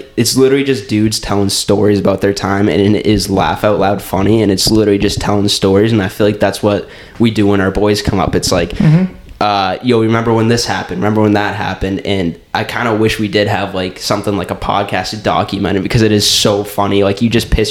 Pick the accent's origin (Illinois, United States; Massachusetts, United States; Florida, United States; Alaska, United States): Massachusetts, United States; Cape Cod; now in Somerville, United States; I grew up on Cape Cod.